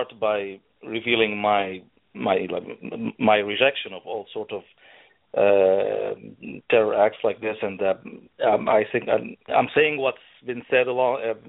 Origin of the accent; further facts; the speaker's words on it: Egypt; moved away; also born or lived in Saudi Arabia; I come from Egypt